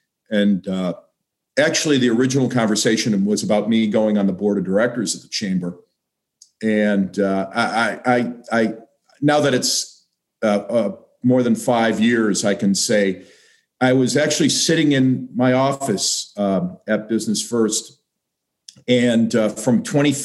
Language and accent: English; Buffalo, New York, United States; moved away as an adult; also born or lived in Charlotte, North Carolina / Jacksonville, Florida; now in Columbus, United States; packed up and left my hometown in Buffalo, and I moved to Charlotte, North Carolina for 5 years